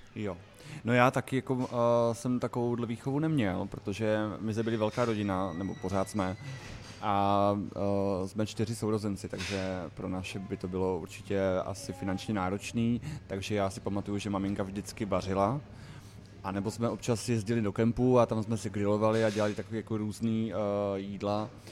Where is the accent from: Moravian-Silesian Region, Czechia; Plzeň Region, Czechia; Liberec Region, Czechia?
Moravian-Silesian Region, Czechia; Ostrava; born or raised there; moved away as an adult; also born or lived in Čadca, Slovakia; now in Prague, Czech Republic